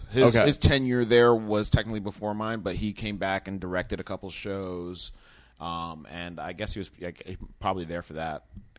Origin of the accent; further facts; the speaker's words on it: New York City, New York, United States; New York. Grew up New York, grew up in Manhattan. Mom, fucking, you know, nice little rent control, one bedroom on 70th Street.